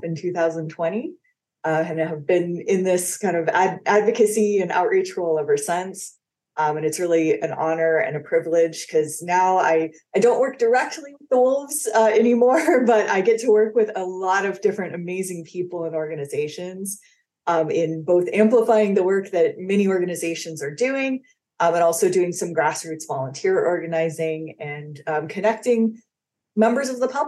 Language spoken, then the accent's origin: English; Los Angeles, California, United States; I grew up in Los Angeles, California.